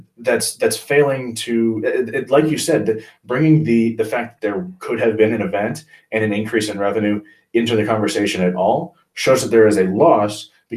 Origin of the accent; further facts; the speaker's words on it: United States; I'm an American through and through. I'm a patriot.